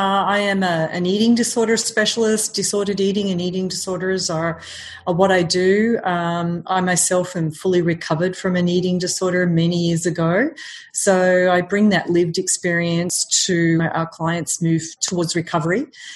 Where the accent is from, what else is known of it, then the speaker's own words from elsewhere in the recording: Melbourne, Victoria, Australia; now in New York, United States; Originally from Australia.